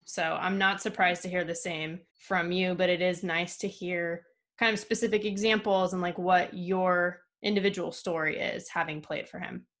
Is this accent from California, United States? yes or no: yes; Camarillo, California, United States; I was from Camarillo in Southern California